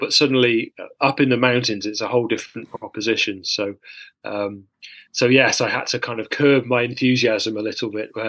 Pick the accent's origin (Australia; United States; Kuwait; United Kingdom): United Kingdom; Sheffield, Yorkshire and the Humber; I grew up in Sheffield, climbing on the gritstone crags there